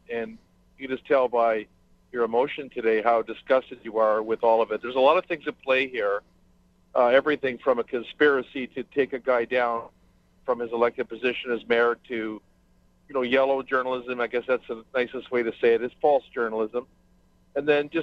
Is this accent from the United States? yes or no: no; Canada; as a Canadian